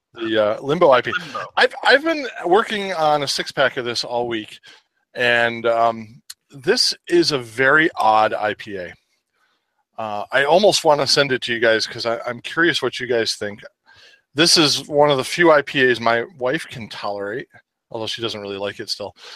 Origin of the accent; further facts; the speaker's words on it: Rochester, New York, United States; rochester new york my hometown where i'm lagging from right now